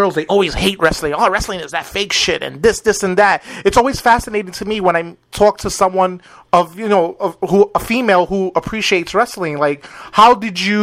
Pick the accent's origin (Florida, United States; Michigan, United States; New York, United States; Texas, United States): New York, United States; New York City; now in Twin Lakes, United States; I'm originally from New York City, and moving from New York City